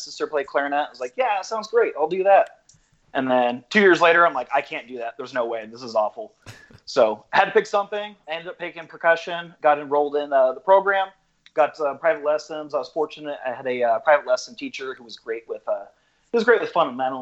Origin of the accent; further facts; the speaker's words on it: Rancho Cucamonga, California, United States; I ended up buying a house that's probably 3 blocks from my home house, my original house, so where I grew up in.